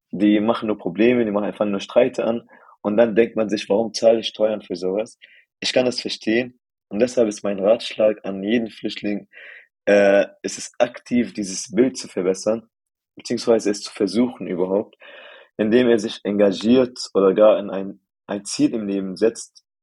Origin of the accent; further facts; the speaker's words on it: United Arab Emirates; also born or lived in Syria; now in Germany; Also, ich bin äh, gebürtig Syrer und meine Eltern und meine ganzen Familien kommen auch aus Syrien. Aber meine Eltern sind in den 90ern nach den äh, Vereinigten Arabischen Emiraten emigriert worden, um zu arbeiten. Und dort haben wir dann eine Zeit lang gelebt und dort bin ich tatsächlich aufgewachsen.